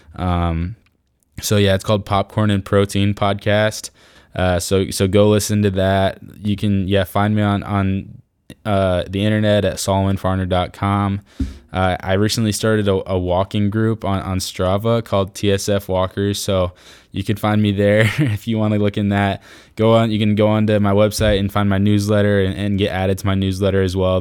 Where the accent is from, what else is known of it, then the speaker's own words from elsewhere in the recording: Iowa, United States; I'm from Iowa